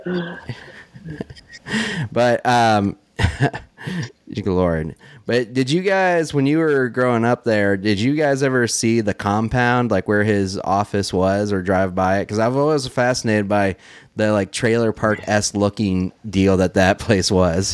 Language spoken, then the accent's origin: English; Dayton, Ohio, United States; moved away; in Dayton where I'm from